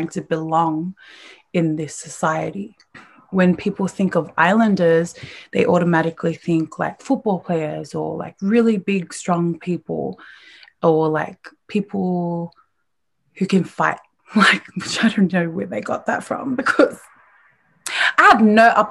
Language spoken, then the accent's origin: English; Australia; growing up in Australia